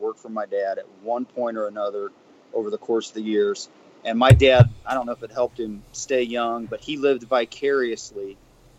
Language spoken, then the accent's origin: English; Bucyrus, Ohio, United States; growing up in Bucyrus, Ohio